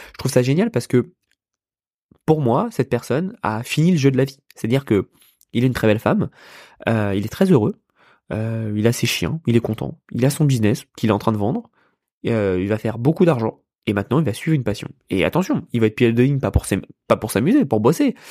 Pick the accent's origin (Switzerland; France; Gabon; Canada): France; Yvelines, Île-de-France; moved away as an adult; now in United States; je suis né, je suis né dans les Yvelines, euh, à côté de Paris